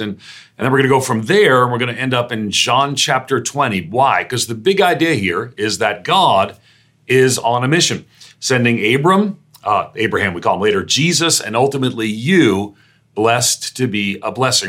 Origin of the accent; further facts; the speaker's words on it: New York, United States; also born or lived in Northeastern United States; I'm a New Yorker